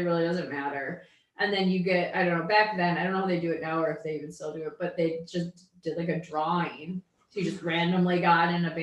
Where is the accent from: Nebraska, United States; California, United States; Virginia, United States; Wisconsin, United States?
Wisconsin, United States; Appleton; moved away as an adult; now in Milwaukee, United States; I'm from Appleton, but I've been in Milwaukee since 2002